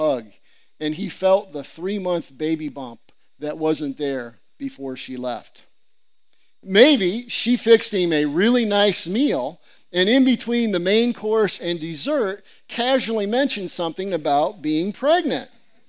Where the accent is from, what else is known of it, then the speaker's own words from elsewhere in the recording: Central Illinois, United States; moved away; I come from Central Illinois.